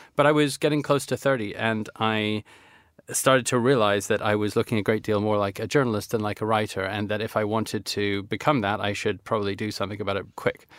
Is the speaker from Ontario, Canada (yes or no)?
no; Vancouver, British Columbia, Canada; also born or lived in Toronto; when I was growing up in Vancouver